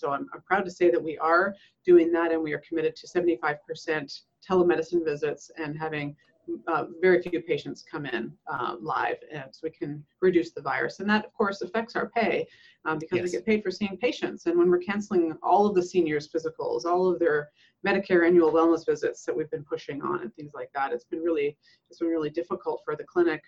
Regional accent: western Canada, Alberta, Canada; moved away as an adult; also born or lived in Nova Scotia, Canada / British Columbia, Canada; now in United States; I'm Canadian. I was born in Nova Scotia, Canada, on the East Coast. But moved over to Alberta on the west side of the country when I was very young. So I would say I grew up on the west side of Canada in British Columbia and Alberta

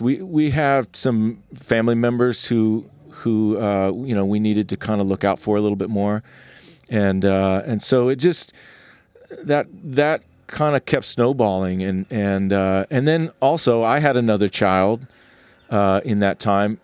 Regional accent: California, United States; also born or lived in Charlotte, North Carolina; I'm from California

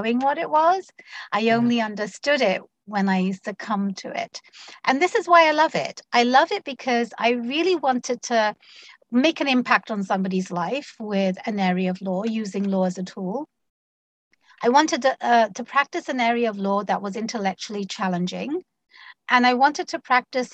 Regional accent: London, United Kingdom; moved away as an adult; also born or lived in Bangladesh; now in Washington, United States; I was born and raised in London, the United Kingdom.

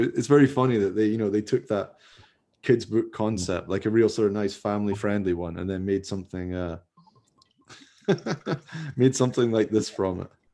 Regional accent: Scotland, United Kingdom; I'm from Scotland

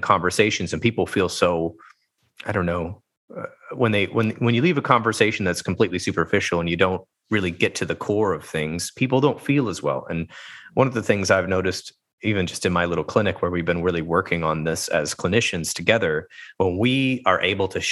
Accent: United States; growing up in the United States, I was basically taught that vulnerability was a weakness as a boy

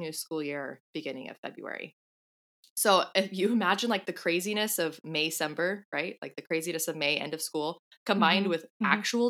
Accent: California, United States; now in New Zealand; Yeah, I mean, I came from California, so I'm already used to having like a more mild Christmas.

